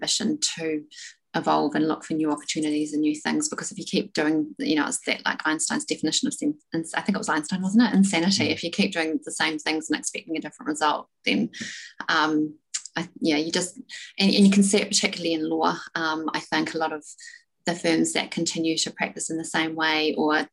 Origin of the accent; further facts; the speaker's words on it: South Island, New Zealand; I'm from the South Island, small town, never really been overseas, or hadn't been overseas